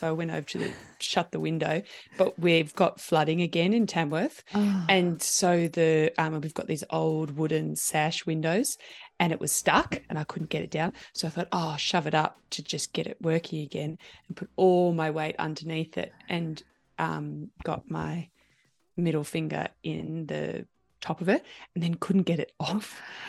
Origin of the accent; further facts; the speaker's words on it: New Zealand; also born or lived in London, United Kingdom; So I was born just outside London, and then we moved back to New Zealand. Yeah, back to New Zealand.